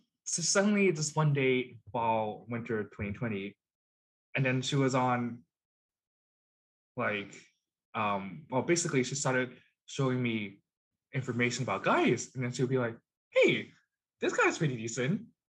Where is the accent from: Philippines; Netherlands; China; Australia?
China; now in Canada; So I'm Chinese Canadian. I am an immigrant to Canada. My parents also immigrated to Canada.